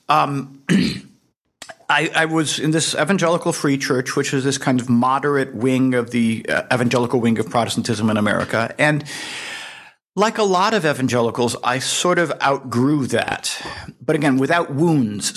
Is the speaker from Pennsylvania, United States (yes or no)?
yes; Hershey, Pennsylvania, United States; my hometown of Hershey, Pennsylvania